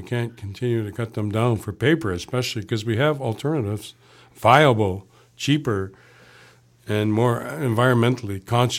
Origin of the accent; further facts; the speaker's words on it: Niagara Falls, New York, United States; I grew up in Niagara Falls, the chemical industry armpit of the world.